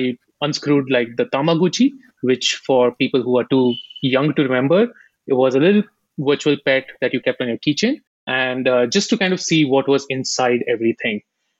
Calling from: Bangalore, Karnataka, India; I am based out of India, Silicon Valley, Bangalore.

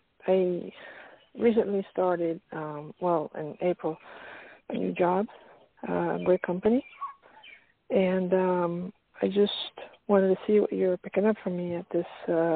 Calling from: Pennsylvania, United States

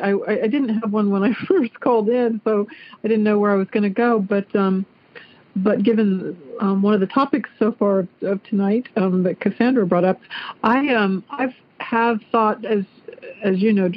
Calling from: Clarksville, Ohio, United States; also born or lived in Dayton, Ohio; I'm calling from Clarksville, Ohio.

